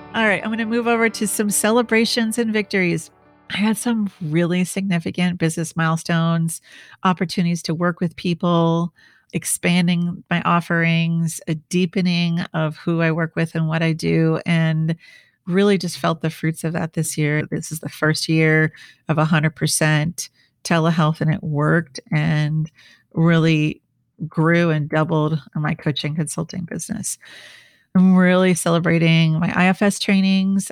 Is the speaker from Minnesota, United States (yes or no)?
yes; Minnesota, United States; also born or lived in New York / Washington, D.C. / Switzerland; now in San Diego, United States; I'm from the Midwest, I'm from Minnesota